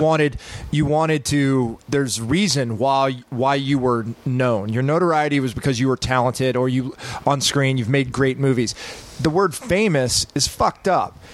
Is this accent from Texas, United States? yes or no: yes; Texas, United States; We grew up in Texas.